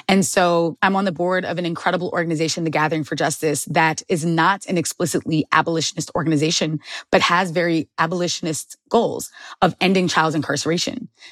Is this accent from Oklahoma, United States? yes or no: no; Long Island, New York, United States; born or raised there